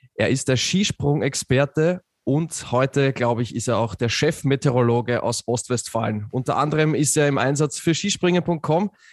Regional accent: Austria; für mich als Österreicher

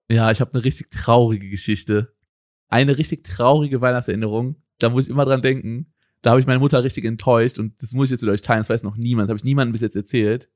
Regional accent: Germany; moved away as an adult; now in Portugal; Bei mir war es früher in Deutschland so, also wo ich aufgewachsen bin, haben wir abends die Geschenke ausgepackt

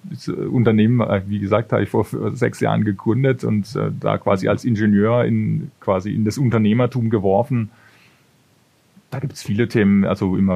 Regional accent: Bavaria, Germany; da hatten wir Konzerte bei uns in der Heimat, das ist aus der Gegend Würzburg, wo ich herkomme.

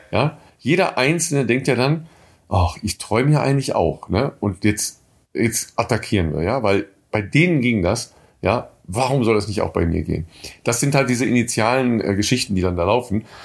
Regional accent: home town ten kilometres from Coesfeld, North Rhine-Westphalia, Germany; das ist äh, zehn Kilometer von meinem Heimatort entfernt

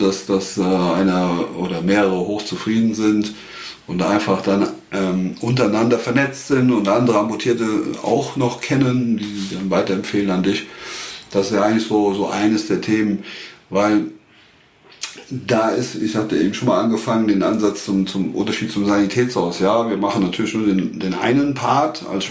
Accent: Westerwald, Germany; Ich bin aus dem Westerwald

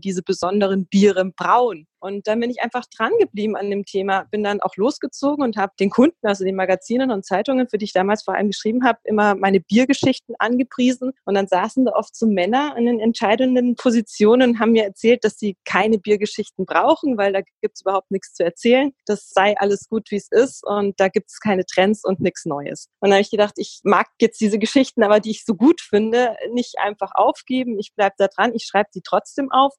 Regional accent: Bavaria, Germany; now in Berlin, Germany; Ich komme aus Bayern.

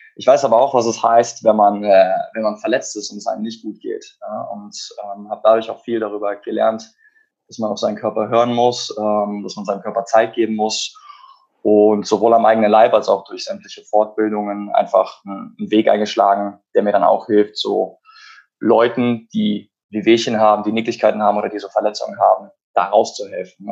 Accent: Cologne, North Rhine-Westphalia, Germany; Ich komme aus Köln

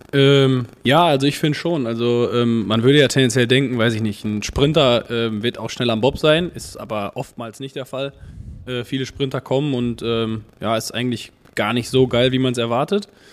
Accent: Dortmund, North Rhine-Westphalia, Germany; komme aus Dortmund

